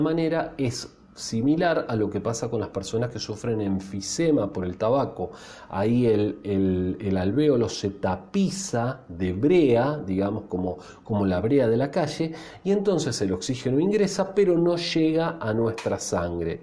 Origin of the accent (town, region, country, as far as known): Argentina